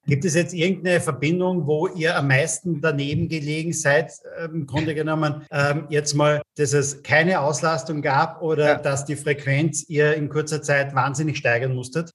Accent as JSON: {"language": "German", "country": "Austria", "said": "bei uns in Österreich"}